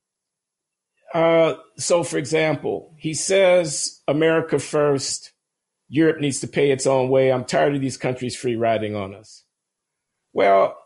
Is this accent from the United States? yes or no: yes; United States; as an American and as an African American